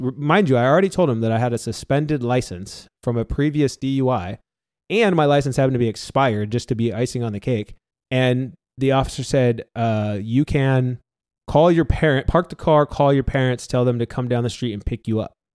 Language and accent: English; San Diego, California, United States; I grew up in North County, San Diego middle class family